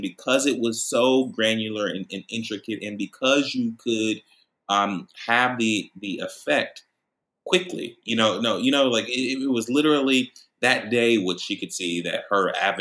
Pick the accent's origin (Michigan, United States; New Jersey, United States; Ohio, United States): Ohio, United States; Columbus; I was born and raised here in Columbus, Ohio